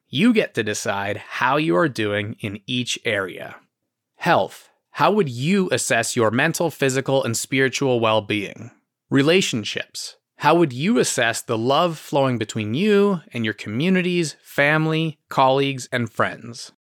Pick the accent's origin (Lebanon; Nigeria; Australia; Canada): Canada; Ottawa, Ontario; also born or lived in Detroit; my hometown is Ottawa